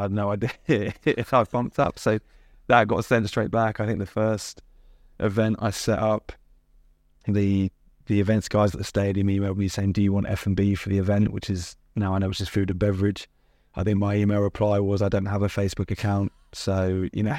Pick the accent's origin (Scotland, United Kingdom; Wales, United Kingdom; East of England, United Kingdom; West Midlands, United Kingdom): East of England, United Kingdom; Watford; I was in Hertfordshire, I played for Hertfordshire, so I'm, I'm, I'm, I was born in Watford.